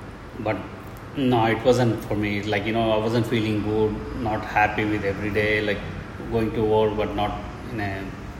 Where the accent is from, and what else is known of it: Hyderabad, Telangana, India